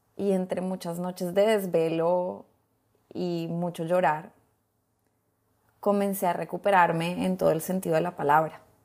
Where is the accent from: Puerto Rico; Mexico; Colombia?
Colombia; moved away as an adult; now in Honduras; Yo soy colombiana, hace 14 años ya vivo en Honduras